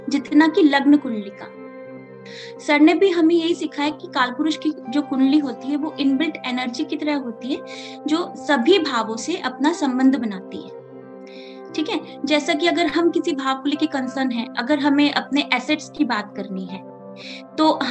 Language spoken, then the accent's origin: Hindi; Jaipur, Rajasthan, India; मैं जयपुर राजस्थान से हूँ